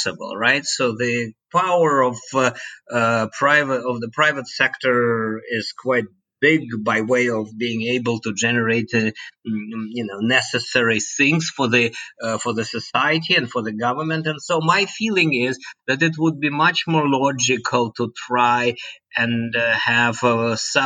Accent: Moscow, Russia; moved away; I was born and bred in Moscow

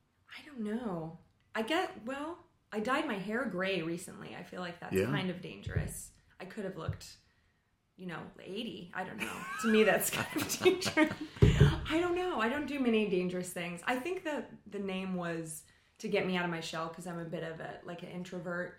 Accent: Bakersfield, California, United States; also born or lived in Los Angeles, United States; now in New York City, United States; I'm actually from Bakersfield, California

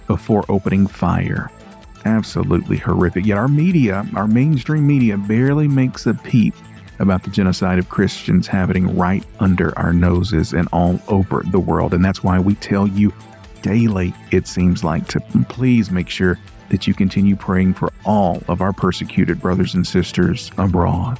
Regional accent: United States; I can't say that I'm not proud of my home state

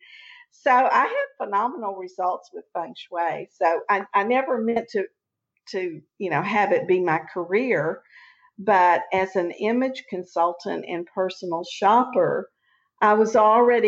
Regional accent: Texas, United States; also born or lived in Houston; I'm a Texan. I've never lived anywhere but Texas.

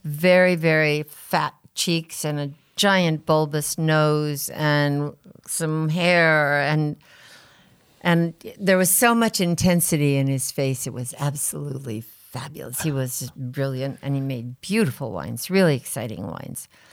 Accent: Rutherford, California, United States; at Inglenook from three days after I was born

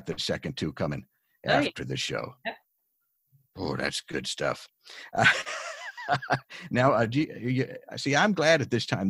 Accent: near Philadelphia, Pennsylvania, United States; now in New York, United States; I grew up near Philadelphia, so I miss it terribly

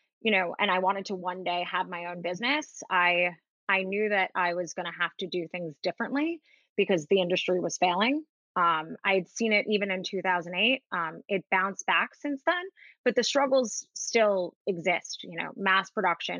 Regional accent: New York City, New York, United States; I grew up in Manhattan and I live in Manhattan

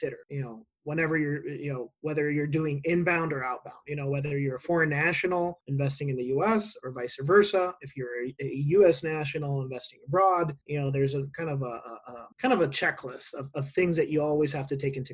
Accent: Mexico; now in Arizona, United States; I'm not originally from Arizona. I am from Mexico

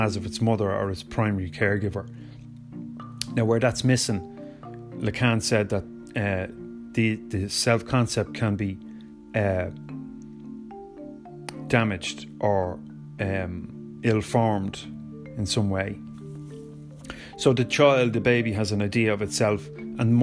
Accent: Ireland; I am Irish

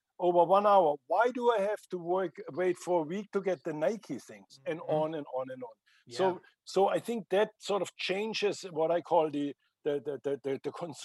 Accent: Germany; I am from Germany

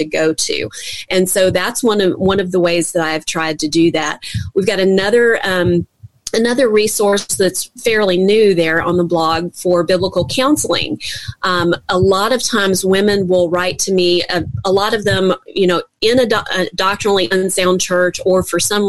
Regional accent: Baton Rouge, Louisiana, United States; I'm from Baton Rouge, Louisiana

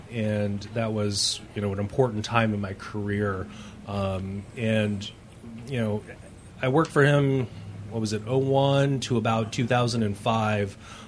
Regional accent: Washington, United States; I grew up in Washington State

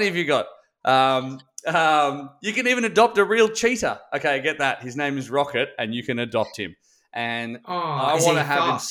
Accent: Australia; I'm Australian

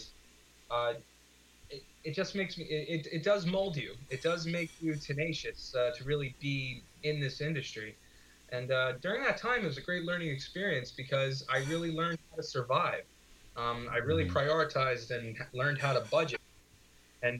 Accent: Orange County, New York, United States; moved away as an adult; also born or lived in Brooklyn, New York; now in Astoria, Queens, New York, United States; We were raised in Orange County

